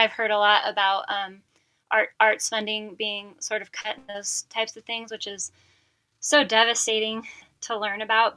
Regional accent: Medford, Oregon, United States; now in Bend, United States; So I'm a native Oregonian. I was born and raised in Medford, Oregon, in the Rogue Valley

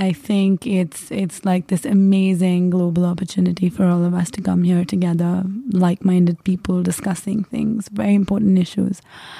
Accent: India; Yes, so I come from India.

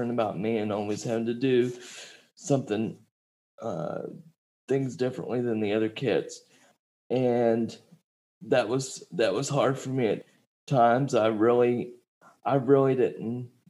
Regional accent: Marietta, Georgia, United States; born or raised there; also born or lived in Fort Walton Beach, Florida

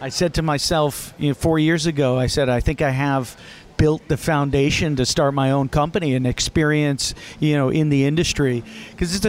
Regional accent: New Haven, Connecticut, United States; I was born in New Haven, Connecticut. Actually, Little Italy there

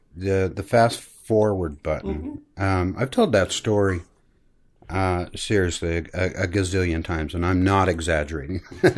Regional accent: Granger, Utah, United States; I grew up here in Salt Lake, actually Granger, Utah, and Granger, a family, mother, father, brother, sister.

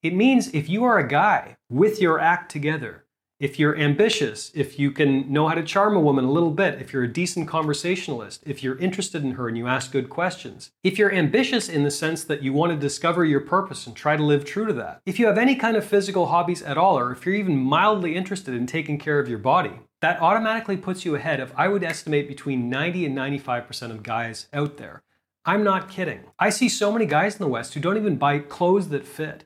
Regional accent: Canada; moved away as an adult; also born or lived in South America; now in Asia; I'm from Canada, but I haven't actually lived in Canada for quite a long time

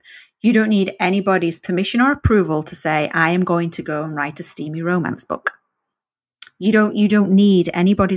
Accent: the north of England, United Kingdom; first language English; moved away; I learned English in the north of England

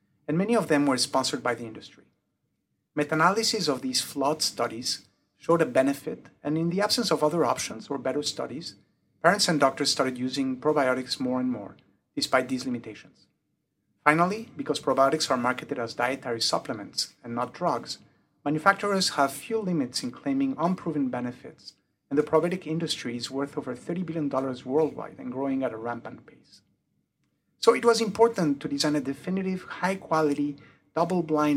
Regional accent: Mexico; first language French; English is a second language; also born or lived in United Kingdom; now in Cincinnati, United States; I was born in the UK. My mother's tongue is French, and I grew up in Mexico. Hence the weird accent.

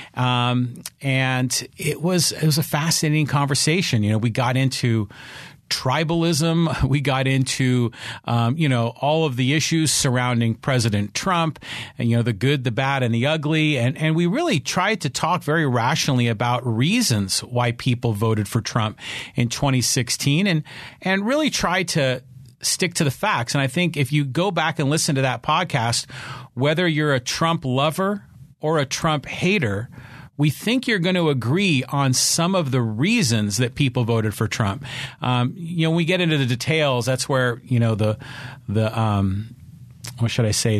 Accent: Poway, California, United States; my hometown here, the city of Poway

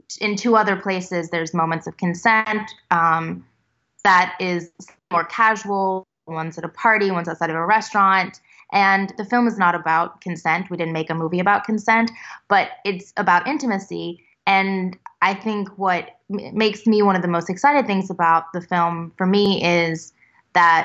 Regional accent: Tennessee, United States; I'm from Tennessee

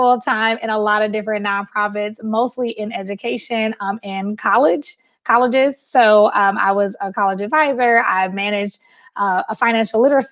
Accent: Milwaukee, Wisconsin, United States; I am from Milwaukee, Wisconsin. I'm a Midwesterner.

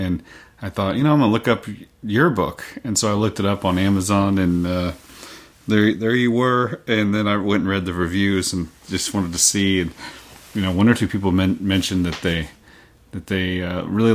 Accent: Oklahoma, United States; moved away as an adult; also born or lived in Massachusetts; now in Meadowdale, United States; I was born in Massachusetts, lived there until I was 5, moved to Oklahoma after

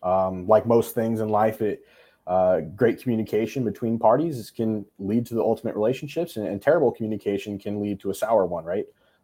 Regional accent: United States; I love being Korean. I love being English. And more, most importantly, I love being American, right? USA, baby. But also, too, that I'm a military brat.

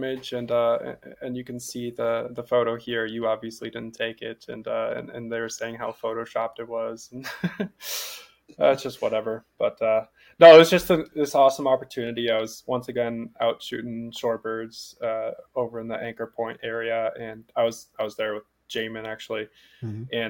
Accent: Homer, Alaska, United States; growing up in Homer

